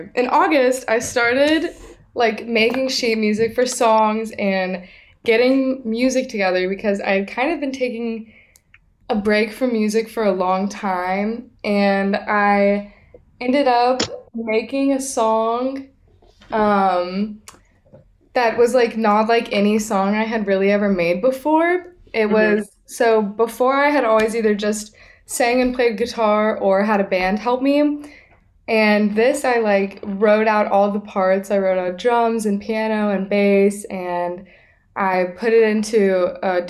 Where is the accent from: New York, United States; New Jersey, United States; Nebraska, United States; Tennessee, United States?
Tennessee, United States; Nashville; now in Boston, United States; I'm an independent artist, currently in Boston, but I'm from Nashville